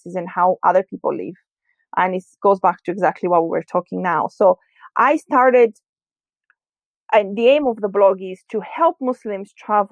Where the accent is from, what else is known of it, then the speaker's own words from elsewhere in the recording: Greece; I grew up in Greece